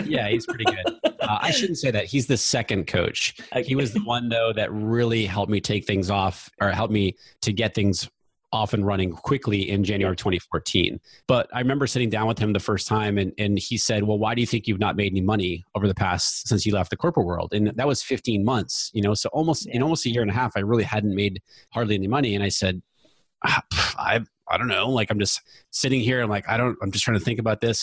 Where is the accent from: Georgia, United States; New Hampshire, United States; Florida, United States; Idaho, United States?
New Hampshire, United States; moved away as an adult; also born or lived in Virginia / West Coast; I grew up in New Hampshire, went away to school in Virginia, so I went away 500 miles from home